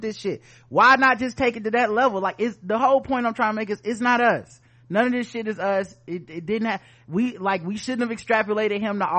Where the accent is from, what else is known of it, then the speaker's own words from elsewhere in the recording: the South, United States; I didn't grow up around Jewish people, man. I'm from the South. Everybody down here is just white